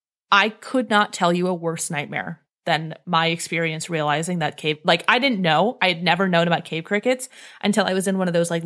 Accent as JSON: {"language": "English", "region": "Northeast", "country": "United States", "tie": "born or raised there", "said": "fear of ticks because I grew up in the Northeast"}